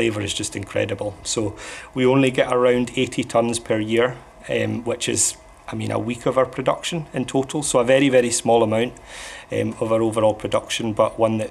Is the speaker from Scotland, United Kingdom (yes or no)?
yes; Islay, Scotland, United Kingdom; growing up on Isla, whiskey's just a kind of a part of growing up here